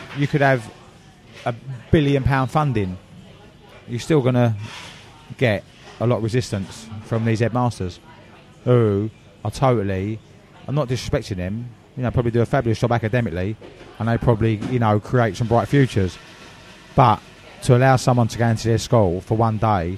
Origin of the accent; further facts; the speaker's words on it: Havering, London, United Kingdom; also born or lived in Essex; In my borough, where I was brought up in Havering